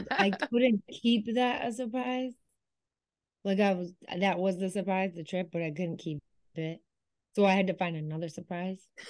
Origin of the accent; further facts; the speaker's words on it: Syracuse, New York, United States; we are from Syracuse, it's where I studied